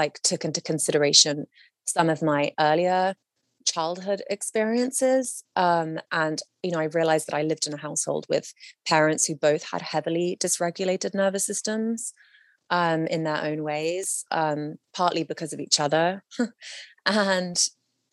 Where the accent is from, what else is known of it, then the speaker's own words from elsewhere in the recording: London, United Kingdom; moved away as an adult; now in Los Angeles, United States; I was living in my, you know, essentially my hometown of London